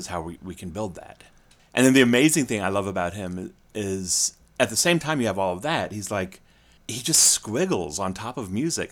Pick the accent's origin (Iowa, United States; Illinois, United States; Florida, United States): Illinois, United States; Springfield; I grew up in Springfield, Illinois